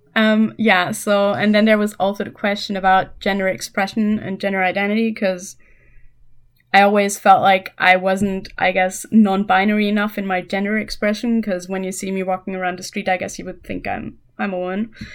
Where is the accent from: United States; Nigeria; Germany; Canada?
Germany; English is a second language; I'm from Germany, um, still live here